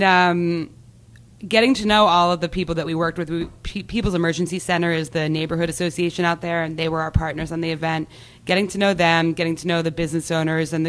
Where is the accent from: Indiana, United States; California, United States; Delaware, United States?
Delaware, United States; moved away as an adult; also born or lived in Fairfax, Virginia; now in Philadelphia, United States; I'm actually originally from Delaware.